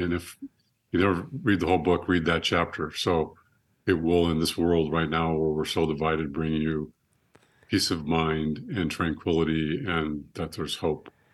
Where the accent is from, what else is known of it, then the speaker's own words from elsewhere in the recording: Monterey, California, United States; had me in Monterey, California, held me for ten days